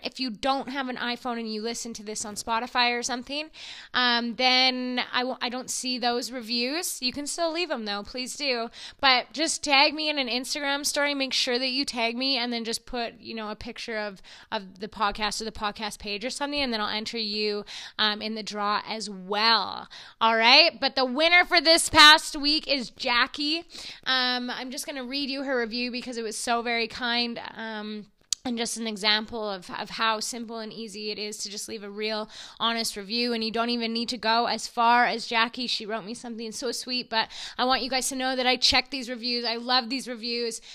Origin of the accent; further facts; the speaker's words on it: Edson, Alberta, Canada; Edson, my hometown